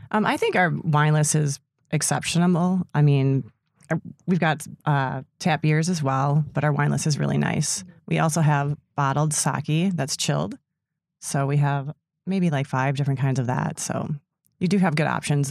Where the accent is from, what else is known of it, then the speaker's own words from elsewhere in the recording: Sister Bay, Wisconsin, United States; I grew up in Sister Bay, so I've been working in restaurants.